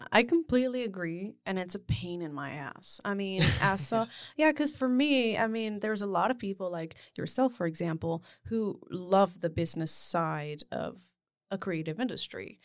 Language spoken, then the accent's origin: English; Spain; moved away; I grew up in Spain